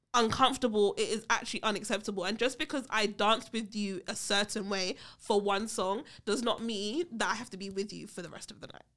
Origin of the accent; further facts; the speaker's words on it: United Kingdom; I'm British